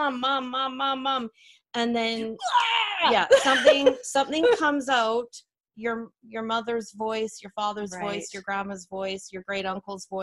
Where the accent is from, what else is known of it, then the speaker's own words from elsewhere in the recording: Canada; We are Canadian